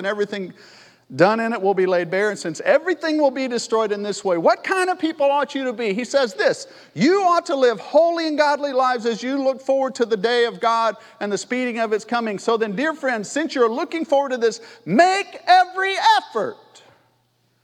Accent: California, United States; also born or lived in Menifee, California; I'm from California

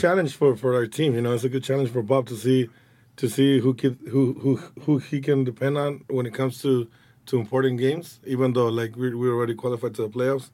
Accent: Guadalajara, Jalisco, Mexico; English is a second language; also born or lived in United States; now in Los Angeles, United States; I was born in Guadalajara

